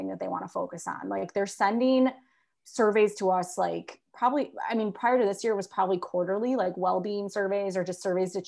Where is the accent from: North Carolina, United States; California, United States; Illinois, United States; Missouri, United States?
Illinois, United States; Chicago; born and bred in the Chicago area